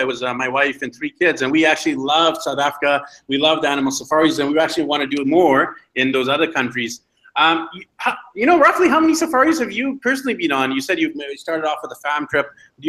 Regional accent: Vancouver, British Columbia, Canada; now in Medellin, Colombia; And neither of us are from Beijing or Colombia. I'm from Vancouver, BC, Canada.

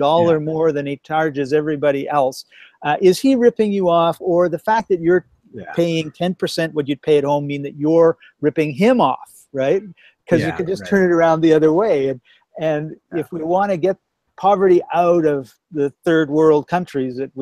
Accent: Canada; moved away as an adult; now in Poland

